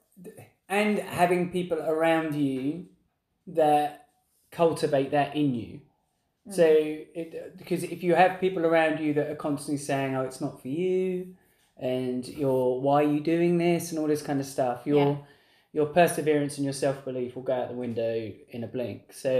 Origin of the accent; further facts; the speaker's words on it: England, United Kingdom; we're English